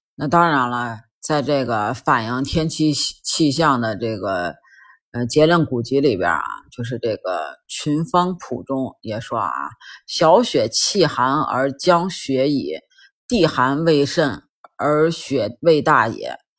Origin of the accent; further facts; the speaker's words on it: Beijing, China; 咱老北京人管这个涮羊肉啊一般就叫涮锅吧